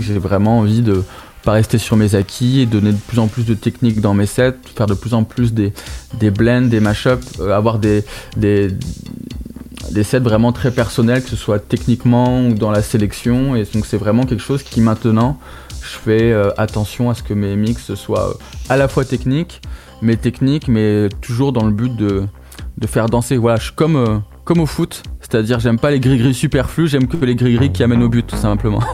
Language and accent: French; Toulouse, Occitania, France; on vient tous de Toulouse